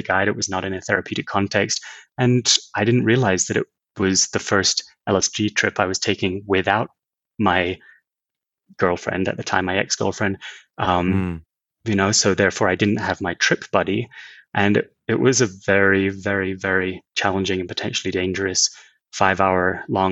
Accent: Scotland, United Kingdom; I grew up in Scotland

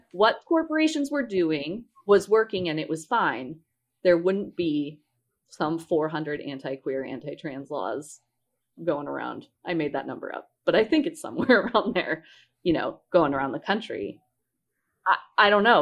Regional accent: Colorado, United States; I'm from Colorado

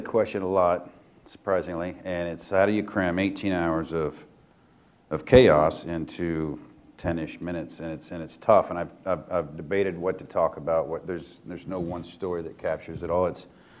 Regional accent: Indiana, United States; moved away as an adult; now in Missouri, United States; I'm a Hoosier, so a real one, though. I grew up in Indiana, so I'm a real one.

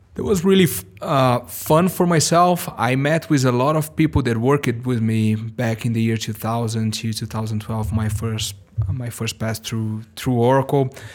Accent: São Paulo, Brazil; English is a second language; also born or lived in Missouri, United States; I was born and raised in Sao Paulo, Brazil

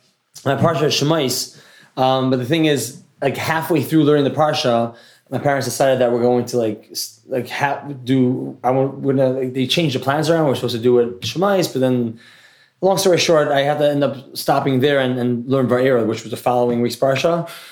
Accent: New Haven, Connecticut, United States; I grew up in New Haven, Connecticut.

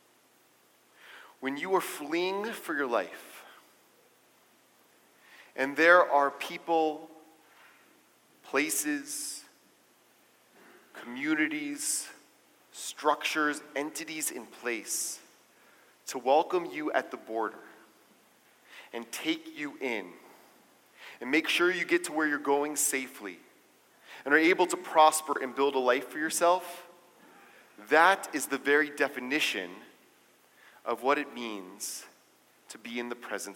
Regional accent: United States; as the American Jewish community, as the community of America

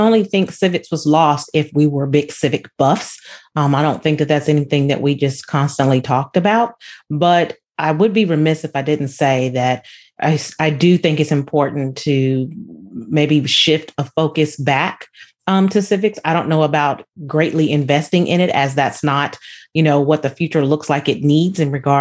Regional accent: San Diego, California, United States; Being from San Diego, my father was in the military

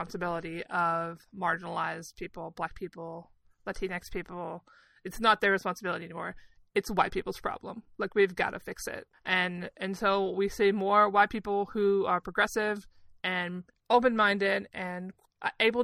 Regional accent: the South, United States; I grew up in the South where, in school, the phrase, the War of Northern Aggression, was used, unironically, to teach us about the Civil War

